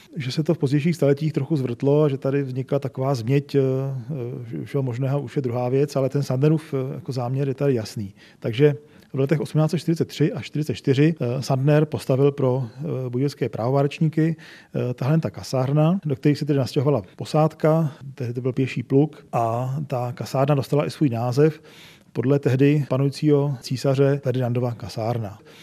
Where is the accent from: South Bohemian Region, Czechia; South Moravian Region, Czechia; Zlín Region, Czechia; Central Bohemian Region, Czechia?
South Bohemian Region, Czechia; České Budějovice; já jako Budějčák